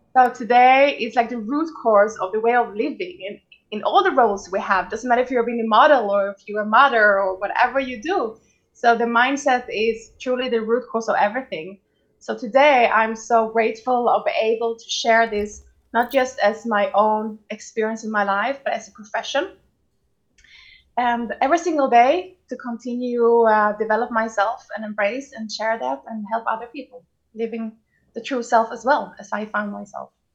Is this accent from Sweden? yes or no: yes; Sweden; now in Tel Aviv, Israel; I grew up in Sweden